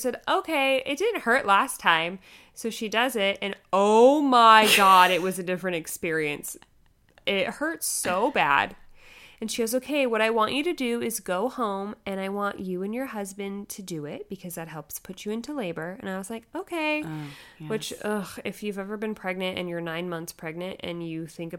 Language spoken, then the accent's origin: English; California, United States; We're originally from California. We moved out there for his job, and we got pregnant in Colorado.